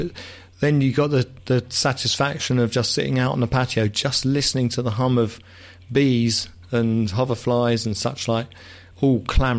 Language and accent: English; England, United Kingdom; I'm English very old-fashioned, people.